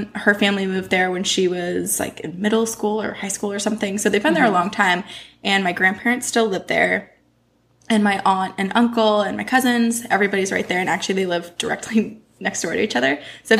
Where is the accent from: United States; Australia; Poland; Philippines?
United States; Vermont; I'm from Vermont, but my mom, she grew up in Portsmouth, New Hampshire.